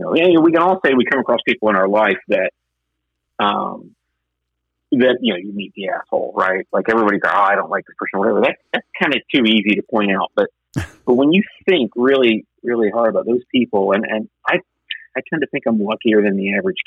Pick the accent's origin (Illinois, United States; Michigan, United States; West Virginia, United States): West Virginia, United States; Huntington; moved away as an adult; also born or lived in Florida; where I grew up in the West End